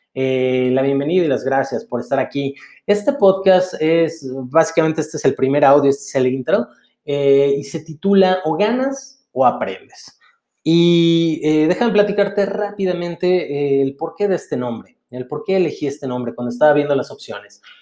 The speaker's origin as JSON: {"language": "Spanish", "country": "Mexico", "said": "soy mexicano"}